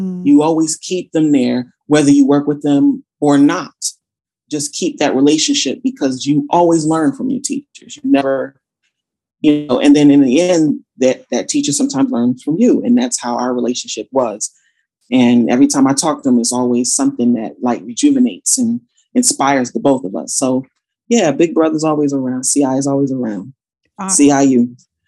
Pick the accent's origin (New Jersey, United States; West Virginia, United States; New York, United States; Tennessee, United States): New Jersey, United States; Passaic; born there; also born or lived in Georgia; So I was born in New Jersey, Passaic, New Jersey, in fact. I moved to Georgia first in 88 with my family.